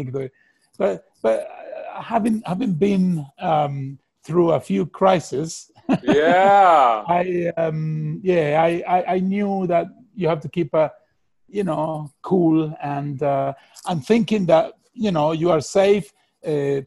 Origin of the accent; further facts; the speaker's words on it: Argentina; moved away; I'm from Argentina.